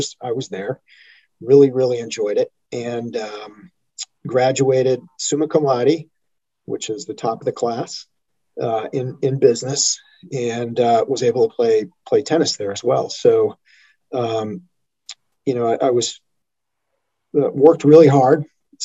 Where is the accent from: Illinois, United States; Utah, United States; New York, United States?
Illinois, United States; Chicago; moved away as an adult; also born or lived in Colorado; I grew up outside of Chicago, a suburb of Chicago